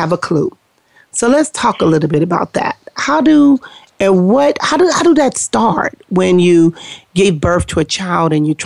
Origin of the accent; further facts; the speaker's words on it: Compton, California, United States; we grew up in Compton